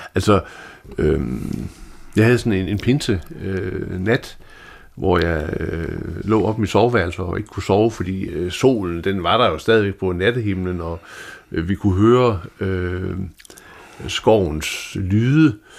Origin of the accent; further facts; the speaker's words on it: Denmark; som jyde